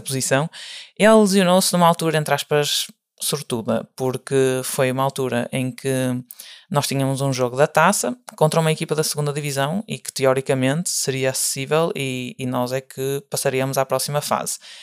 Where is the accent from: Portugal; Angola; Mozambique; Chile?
Portugal; moved away as an adult; now in Germany; eu sou de Portugal, ou seja, não era local